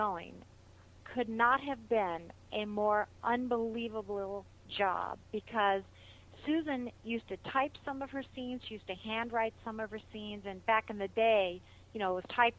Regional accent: Arizona, United States; moved away as an adult; also born or lived in Hollywood; now in Los Angeles, United States; And I grew up in Arizona, and when I was 22, I think it was, it's so long ago I can't really remember, I decided to make the pilgrimage to Hollywood.

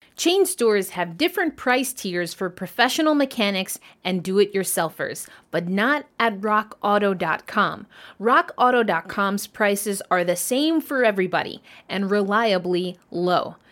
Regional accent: United States; I am from the United States

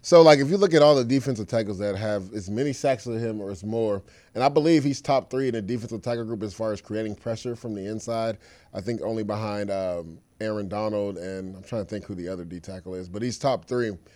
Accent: Florida, United States; I'm from Florida as well

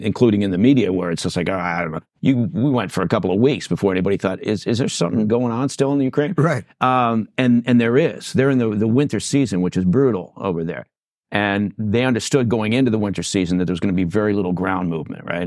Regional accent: England, United Kingdom; moved away; I'm dual citizen. I was born in England

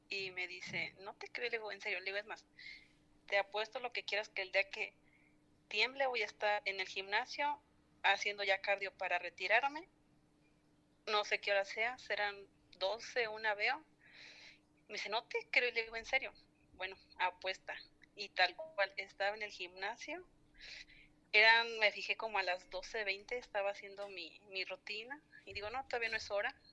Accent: Michoacán, Mexico; soy de Michoacán.

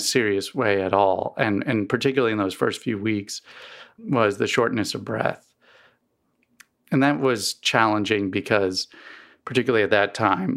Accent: East Coast, United States; now in Missouri, United States; I grew up on the East Coast um and never really had allergies until I moved to Missouri.

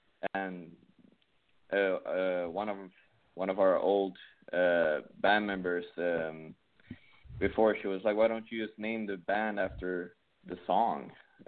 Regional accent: Sweden; English is a second language; moved away as an adult; now in United States; So I came here from Sweden about 4 years ago.

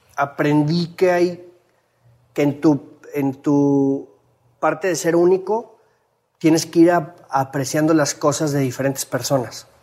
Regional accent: Mexico; sobresalimos como mexicanos

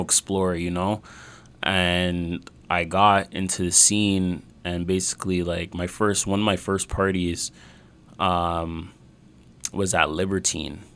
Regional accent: Mississauga, Ontario, Canada; we're actually close to you know Mississauga Valley. Yep. Yeah, yeah. I grew up around there

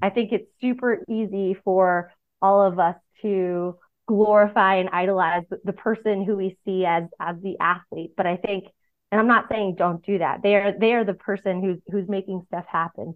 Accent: Boston, Massachusetts, United States; I'm a Red Sox fan because I grew up in Boston

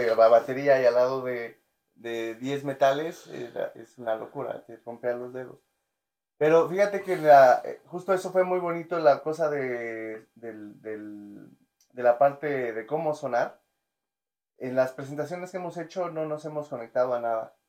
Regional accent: Ecatepec, State of Mexico, Mexico; Yo nací y crecí en Ecatepec.

